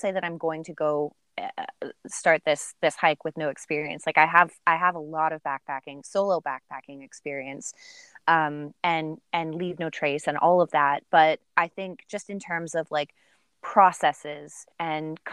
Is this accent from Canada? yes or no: yes; Peterborough, Ontario, Canada; moved away; But you live in my hometown